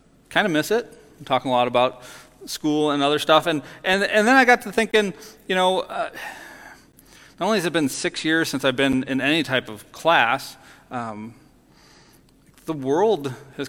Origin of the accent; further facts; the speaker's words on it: near Chicago, Illinois, United States; growing up near Chicago